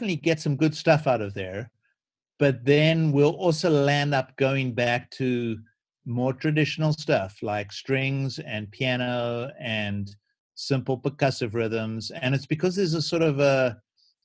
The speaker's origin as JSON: {"language": "English", "country": "South Africa", "tie": "born or raised there", "moved": "as an adult", "lives_now": "United States", "said": "growing up in South Africa"}